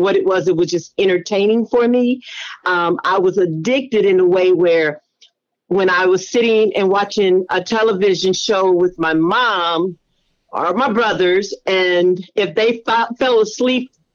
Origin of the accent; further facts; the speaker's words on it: Indianapolis, Indiana, United States; now in Georgia, United States; Originally Indianapolis, Indiana, but I now reside in Georgia